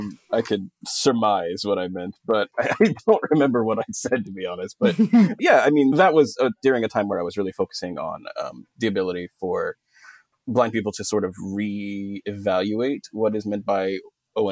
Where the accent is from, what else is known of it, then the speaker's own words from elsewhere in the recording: Texas, United States; I'm from Texas, but you wouldn't know unless I told you. I killed my accent and buried it a long time ago.